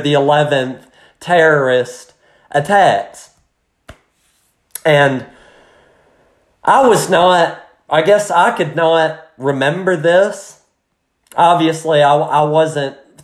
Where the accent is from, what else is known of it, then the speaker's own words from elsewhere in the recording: United States; just as an American watching it